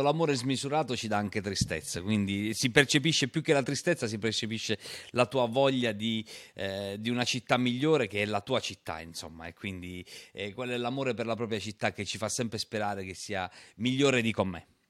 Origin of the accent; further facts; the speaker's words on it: Matera, Basilicata, Italy; io sono materano